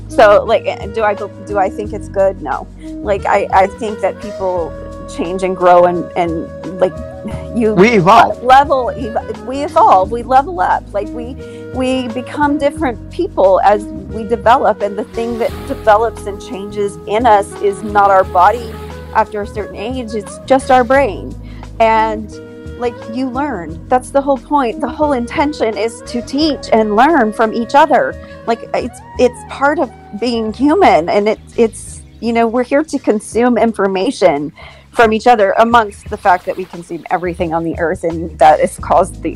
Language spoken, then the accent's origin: English; Houston, Texas, United States; I am from Houston, Texas